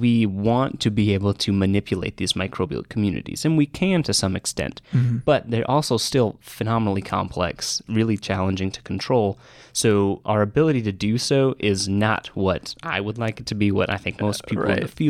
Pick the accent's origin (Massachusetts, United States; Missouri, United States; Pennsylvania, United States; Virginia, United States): Massachusetts, United States; Boston; I'm a second year student in the microbiology program here, and I'm from Boston.